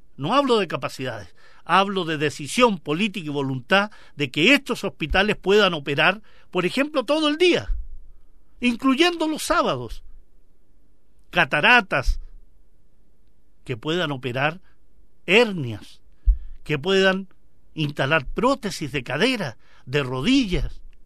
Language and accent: Spanish; Chile; nosotros como chilenos